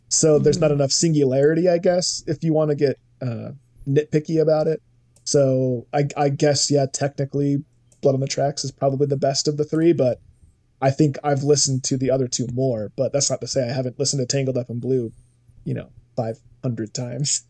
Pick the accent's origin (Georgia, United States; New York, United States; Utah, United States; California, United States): Utah, United States; Salt Lake City; we're all from Salt Lake City, the three of us from our podcast